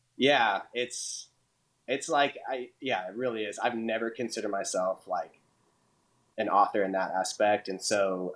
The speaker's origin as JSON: {"language": "English", "town": "Portland", "region": "Oregon", "country": "United States", "tie": "born or raised there", "also_born_or_lived": "Illinois", "moved": "as an adult", "lives_now": "Nashville, United States", "said": "I'm originally from Portland, Oregon, which is pretty far uh, away from Nashville. But yeah, I was born and raised out there"}